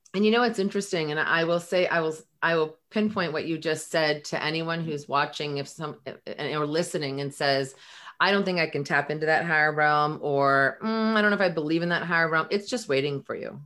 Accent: Belmont, California, United States; grew up in um, right here, well, in Belmont.

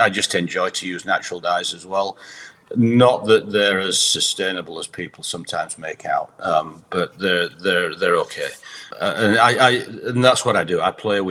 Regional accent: Huddersfield, Yorkshire and the Humber, United Kingdom; moved away as an adult; also born or lived in Bradford; now in United States; I grew up in Huddersfield

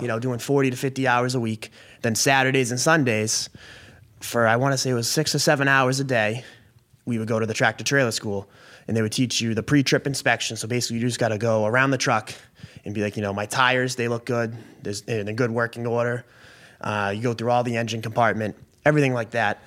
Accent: Billerica, Massachusetts, United States; also born or lived in Maine; I was born and raised in Billerica, Mass

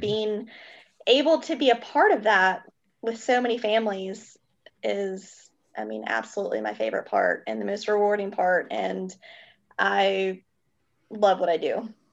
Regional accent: Greenville, South Carolina, United States; also born or lived in Kentucky / Chicago; now in Charleston, United States; I am originally from Kentucky, a very small town. I was actually born at home with a midwife, um, which is crazy. And then I've been in South Carolina

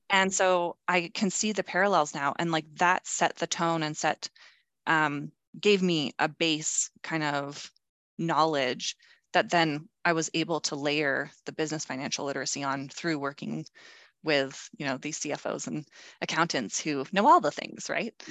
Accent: Calgary, Alberta, Canada; moved away; I moved back to my hometown, which is Calgary, Alberta, Canada

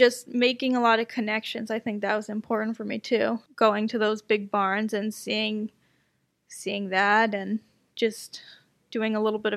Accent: United States; I'm American

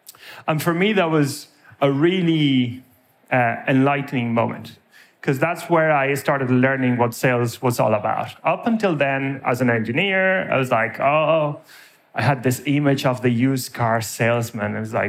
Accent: Spain; now in Ireland; As you can tell from my surname, I'm originally from Spain. As you can probably tell from my accent, I've spent half my life in Ireland.

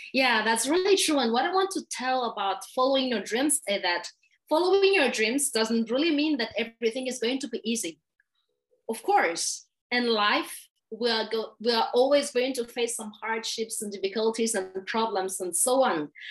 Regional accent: Madagascar; English is a second language; I'm from Madagascar

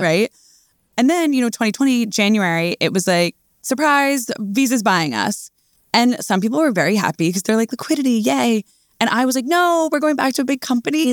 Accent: outside of New York, United States; I grew up around here

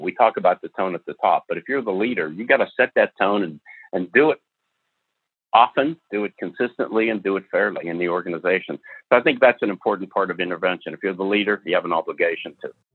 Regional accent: the North of the United States, United States; I was born and raised in the North of the United States, which is completely different from the South

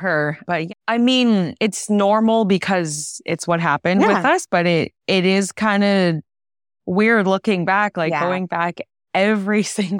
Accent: California, United States; And so we grew up in California, the Bay Area.

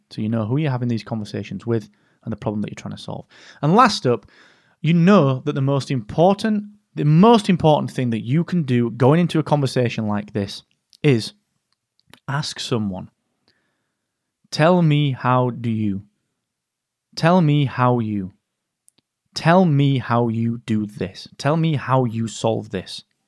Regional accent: England, United Kingdom; being so English

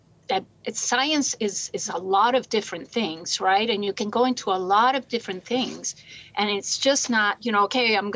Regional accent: Puerto Rico; moved away as an adult; I'm from Puerto Rico originally. I came here to go to college

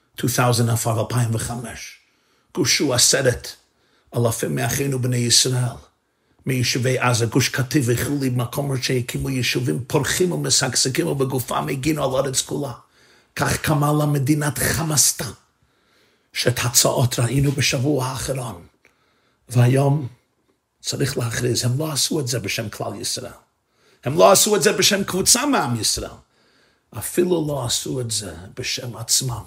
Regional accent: New York City, New York, United States; אני גדלתי בניו יורק, בברוקלין

